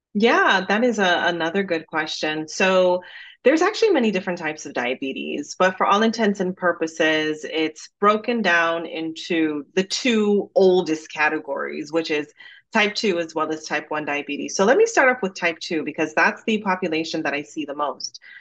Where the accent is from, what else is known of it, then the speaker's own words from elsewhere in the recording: Jamaica; accent: Jamaican; now in United States; growing up in Jamaica